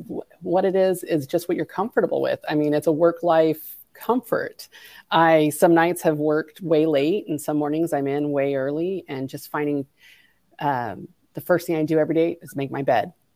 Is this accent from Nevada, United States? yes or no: yes; Mesquite, Nevada, United States; I am a small town girl in Mesquite, Nevada, which is, people would ask, where is that? An hour and a half from Las Vegas. It's had no stoplights when I was 16, and now we have 11